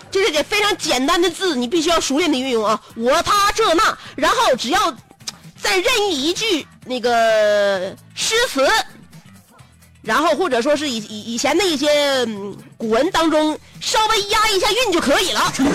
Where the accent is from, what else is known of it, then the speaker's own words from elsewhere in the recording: Northeast China, China; 咱们东北